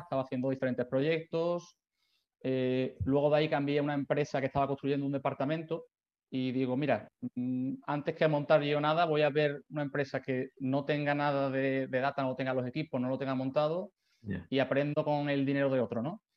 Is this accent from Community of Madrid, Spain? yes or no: no; Seville, Andalusia, Spain; moved away as an adult; also born or lived in Barcelona; yo soy de Sevilla. Eh, bueno, viví allí toda la infancia, juventud